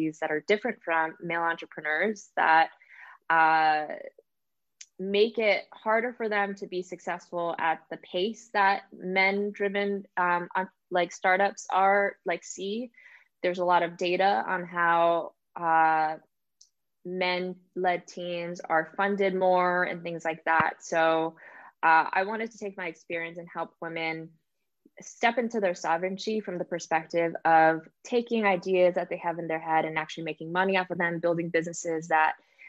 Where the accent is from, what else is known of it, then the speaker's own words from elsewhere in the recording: New York City, New York, United States; moved away; also born or lived in New Jersey; when I was a kid, I actually grew up in the Bronx in New York.